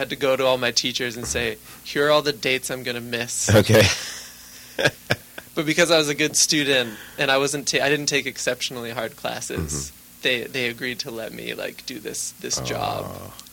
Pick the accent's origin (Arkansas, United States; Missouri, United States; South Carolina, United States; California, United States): California, United States; San Jose; also born or lived in Tampa, Florida; I was born in Florida, mm-hmm. actually, but I grew up in San Jose. Okay. The Bay Area.